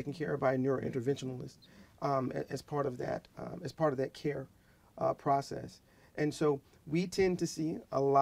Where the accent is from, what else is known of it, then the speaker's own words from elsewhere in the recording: Georgia, United States; also born or lived in Milledgeville, Georgia / Decatur, Georgia / Texas; I'm a Georgia native. I was born in Milledgeville, Georgia.